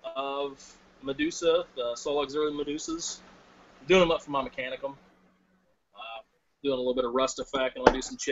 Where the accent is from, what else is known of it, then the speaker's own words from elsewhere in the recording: Nashville, Tennessee, United States; I'm from Nashville.